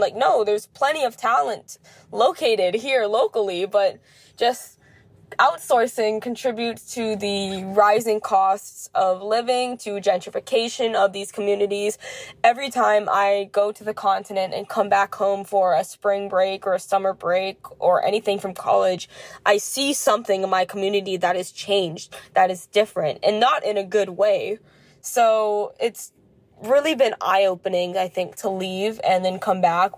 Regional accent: Kailua, Hawaii, United States; moved away as an adult; I am Native Hawaiian from Kailua on the island of Oahu in Hawaii

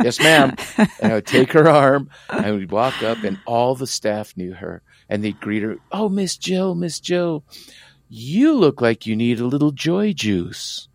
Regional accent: San Diego, California, United States; accent: strong Tijuana accent; also born or lived in Tijuana, Mexico; the barrio I grew up in, of course I was born in Tijuana, but you know, we, we settled in Southeast San Diego

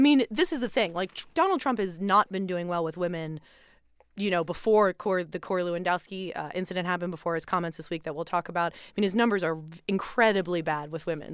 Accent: Philadelphia, Pennsylvania, United States; moved away; my hometown of Philly

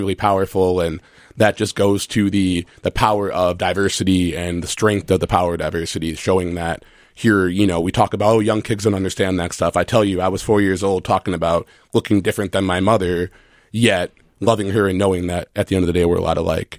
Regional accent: Minnesota, United States; I'm from Minnesota

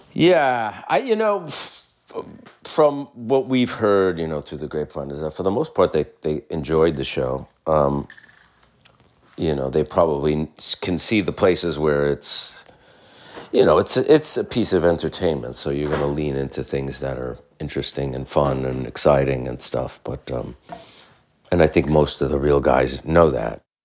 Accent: New York, United States; As a New Yorker

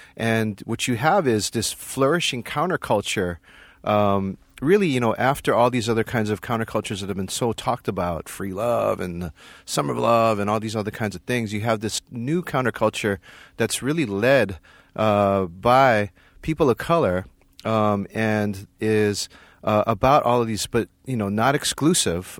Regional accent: Hawaii, United States; moved away as an adult; also born or lived in Berkeley, California; I grew up in Hawaii

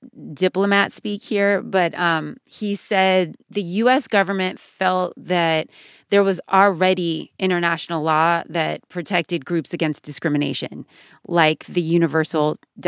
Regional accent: United States; my father's from Iran, my mom is Puerto Rican, yes, I'm American, it's complicated.

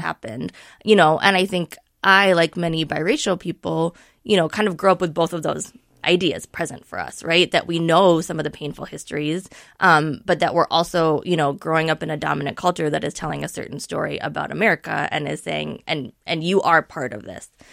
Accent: Minneapolis, Minnesota, United States; as a student growing up in Minneapolis public schools

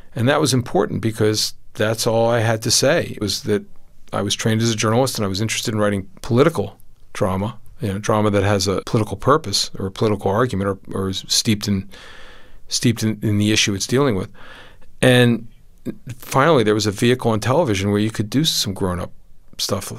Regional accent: United States; my own sense of myself as an American

